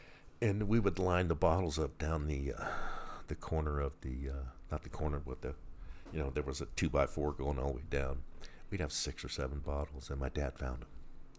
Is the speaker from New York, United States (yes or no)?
no; Washington, District of Columbia, United States; also born or lived in Baltimore, Maryland; I was born in Baltimore, Maryland. {S0} Okay. {S1} I was raised in the Washington D.C. area, that was our home base, Chesapeake Bay area